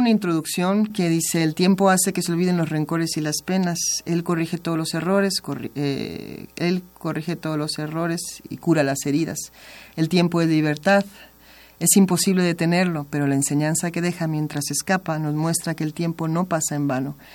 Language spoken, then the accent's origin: Spanish; Mexico; now in Spain; me acercaron mucho a mi tierra. Ellos me acercaron más todavía. Están, adoran México, ¿eh? Lo, aman. Les gusta mucho la música mexicana. Yo también adoro México, por supuesto.